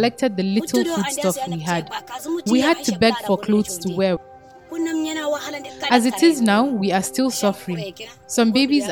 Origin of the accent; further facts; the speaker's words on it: Nigeria; moved away as an adult; now in Maiduguri, Nigeria; I'm from Nejede. We were driven out by Boko Haram members